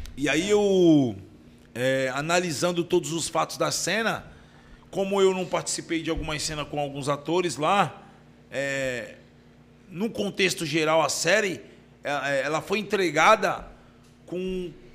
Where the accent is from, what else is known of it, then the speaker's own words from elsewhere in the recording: Baixada Santista, São Paulo, Brazil; eu sou da Baixada